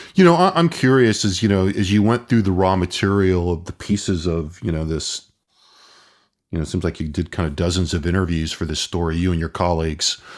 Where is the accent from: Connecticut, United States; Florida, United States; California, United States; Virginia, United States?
California, United States; Southern; I grew up in Southern California